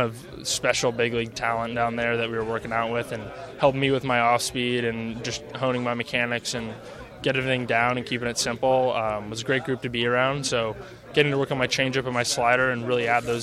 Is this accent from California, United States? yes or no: yes; Marin County, California, United States; I'm fourth generation from Marin